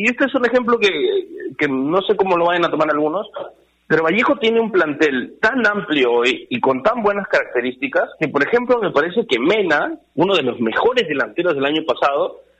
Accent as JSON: {"language": "Spanish", "region": "northern Peru", "country": "Peru", "said": "somos muy norteños"}